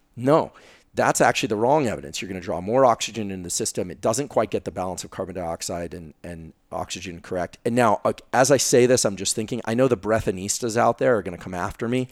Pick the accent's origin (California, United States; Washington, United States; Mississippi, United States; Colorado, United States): California, United States; Silicon Valley; I'm from Silicon Valley